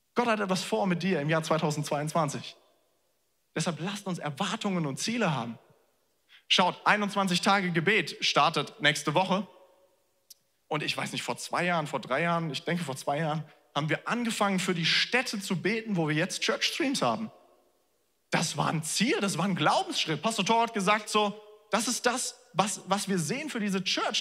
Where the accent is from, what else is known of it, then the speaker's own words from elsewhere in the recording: Germany; wir als Deutsche